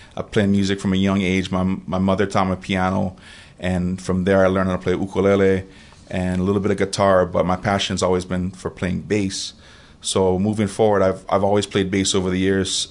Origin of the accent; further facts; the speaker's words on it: Kailua, Hawaii, United States; moved away as an adult; also born or lived in Oregon; now in Puna, Hawaii, United States; I'm from Kailua Oahu originally, born and raised.